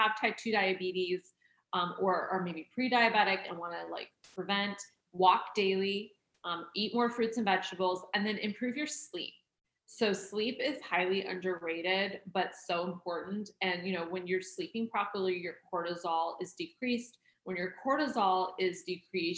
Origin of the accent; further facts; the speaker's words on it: Oregon, United States; I grew up in Oregon